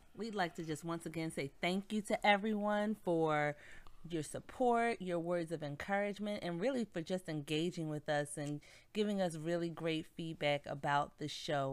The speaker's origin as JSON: {"language": "English", "town": "Philadelphia", "region": "Pennsylvania", "country": "United States", "said": "we're from Philly, and the seventy-sixers, our basketball team"}